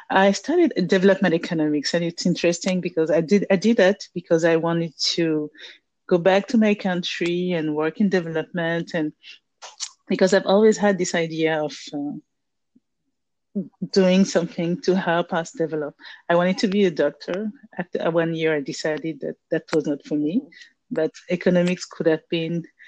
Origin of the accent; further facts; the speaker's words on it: Abidjan, Côte d’Ivoire; moved away as an adult; also born or lived in France; now in Dakar, Senegal; I'm from Abidjan, Ivory Coast, Côte d'Ivoire. And I left my country to study in France in 1999.